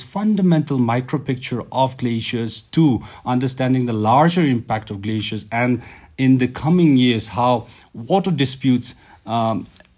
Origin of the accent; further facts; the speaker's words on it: Zanskar, Ladakh, India; I come from Zanskar